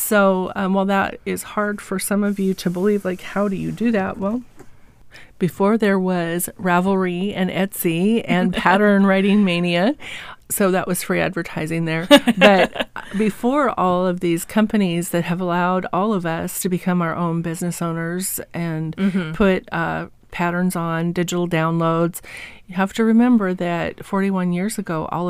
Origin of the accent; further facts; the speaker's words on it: Walla Walla, Washington, United States; also born or lived in Oregon / California; But okay, so I grew up in Walla Walla and Milton Freewater. This is where my parents and grandparents were from.